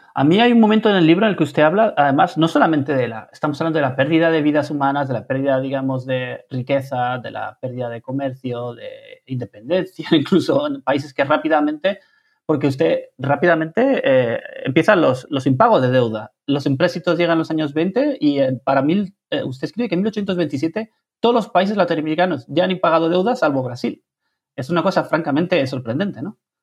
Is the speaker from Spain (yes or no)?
yes; Spain; como español particularmente